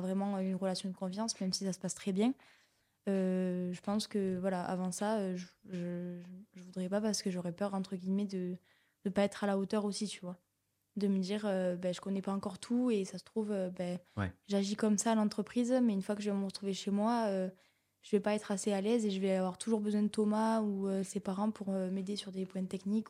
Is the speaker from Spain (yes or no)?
no; Rodez, Occitania, France; je suis Véronèse, donc j'ai grandi à Rodez